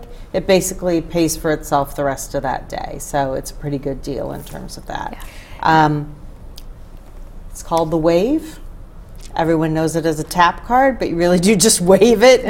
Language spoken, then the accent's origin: English; Rochester, New York, United States; moved away as an adult; now in Grand Rapids, United States; So born and raised in Rochester, New York.